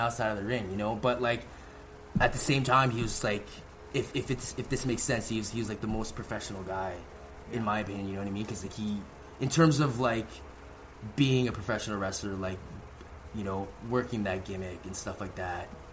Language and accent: English; Vancouver, British Columbia, Canada; I come from the West Coast of Vancouver.